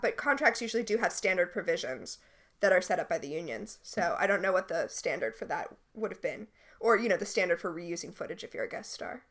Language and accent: English; Florida, United States; moved away; I grew up in Florida